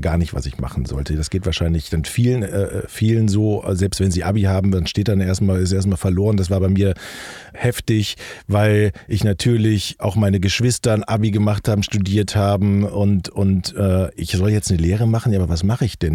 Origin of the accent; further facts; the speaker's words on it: North Rhine-Westphalia, Germany; moved away as an adult; also born or lived in Hilden / Wuppertal / Düsseldorf / Hamburg; Ich komme aus dem Rheinland